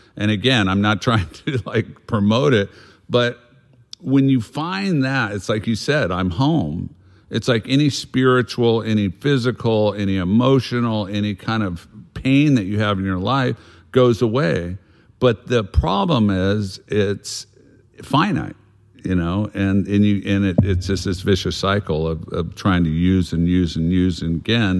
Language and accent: English; South Bay, Southern California, United States; we grew up in Southern California in the South Bay, as they call it, Palos Verdes, Redondo Beach, San Pedro, Wilmington, all these different spots